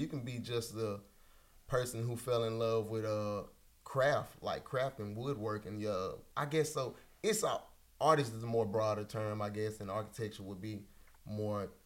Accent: Memphis, Tennessee, United States; I grew up in Memphis, Tennessee, the northern part, in the Raleigh-Frazier area

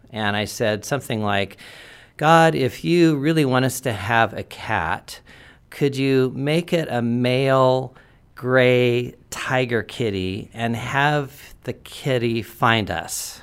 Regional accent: Portland, Oregon, United States; I was born in Portland

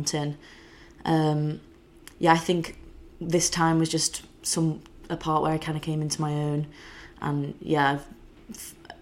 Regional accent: the Wirral, North West England, United Kingdom; I'm from the Wirral, just outside Liverpool

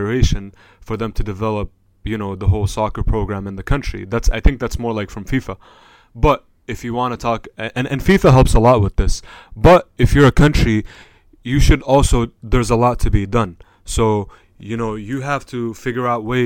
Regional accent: Jordan; also born or lived in Palestine; I was born in Jordan. Palestine is my original country.

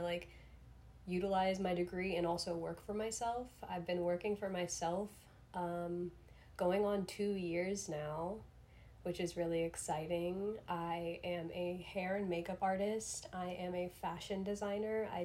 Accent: South Florida, United States; I grew up in South Florida. I'm still based in South Florida currently

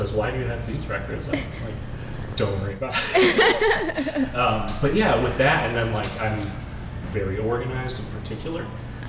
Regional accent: Amherst, Ohio, United States; I'm from Amherst. It's about halfway between here and Cleveland

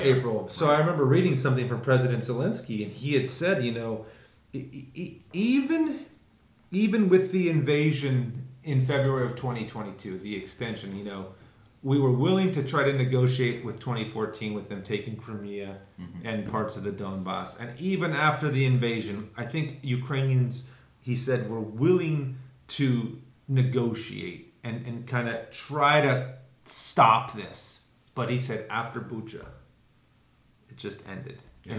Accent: Canada; being of Canadian, you know, nationality and going to Canada myself and studying at seminary with you in Canada

